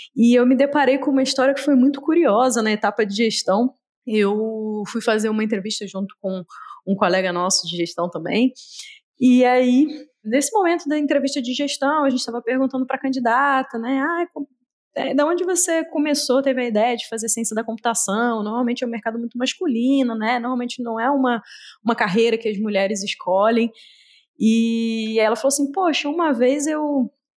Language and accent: Portuguese; Rio de Janeiro, Brazil; now in Belo Horizonte, Brazil; sou carioca, apesar de morar em Belo Horizonte, fugi da minha terrinha